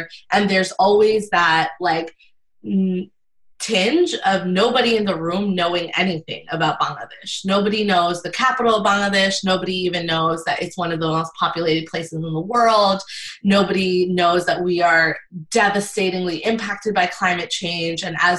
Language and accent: English; New York City, New York, United States; I grew up on the Jackson Heights Flushing line